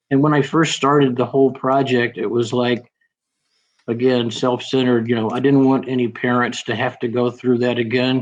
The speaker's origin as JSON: {"language": "English", "region": "Alabama", "country": "United States", "said": "I was an Alabama boy here"}